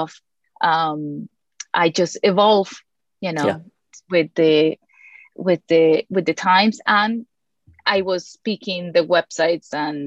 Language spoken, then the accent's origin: English; Colombia; moved away; I was born and raised in Colombia